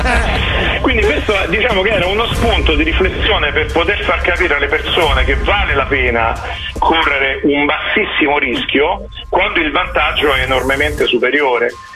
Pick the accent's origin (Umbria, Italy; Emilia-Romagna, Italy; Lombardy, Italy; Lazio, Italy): Lazio, Italy; Rome; io sono di Roma